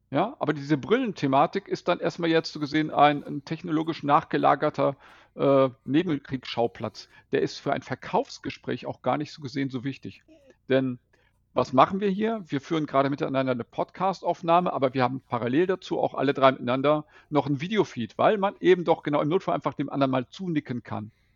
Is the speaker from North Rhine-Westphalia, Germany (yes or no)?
yes; Bad Oeynhausen, North Rhine-Westphalia, Germany; now in Velbert, Germany; Ich stamme aus Bad Oeynhausen.